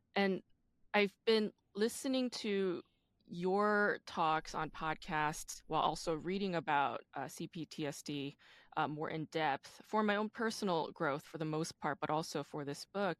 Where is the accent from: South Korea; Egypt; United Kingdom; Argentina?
South Korea; Busan; I'm from Busan